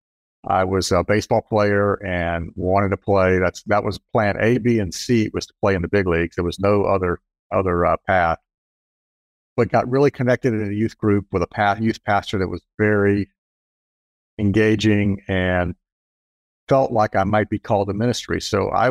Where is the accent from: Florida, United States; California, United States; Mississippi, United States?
Florida, United States; Jacksonville; I grew up actually in Jacksonville. I'm a fourth generation in Jacksonville.